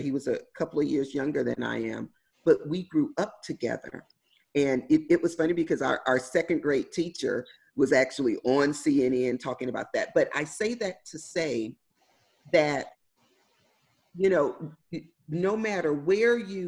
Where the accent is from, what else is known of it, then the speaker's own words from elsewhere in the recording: Houston, Texas, United States; So I grew up in Houston, Texas, in inner city, the hood, for all intents and purposes. I grew up in an area called Third Ward